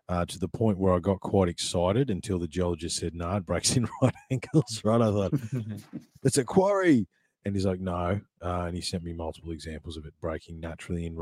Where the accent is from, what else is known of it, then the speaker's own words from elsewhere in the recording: Ballarat, Victoria, Australia; I grew up in Ballarat in Victoria